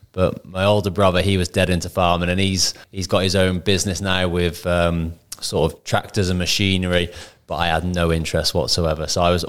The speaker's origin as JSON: {"language": "English", "town": "Shrewsbury", "region": "West Midlands", "country": "United Kingdom", "tie": "born or raised there"}